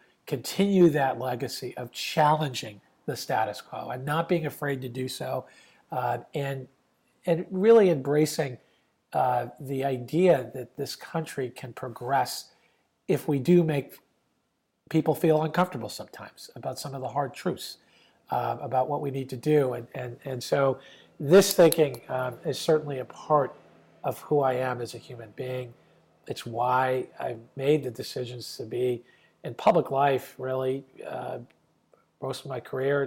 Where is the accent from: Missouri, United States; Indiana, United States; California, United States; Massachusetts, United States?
Massachusetts, United States; Newton; I implemented it at a local level in my hometown, Newton, Massachusetts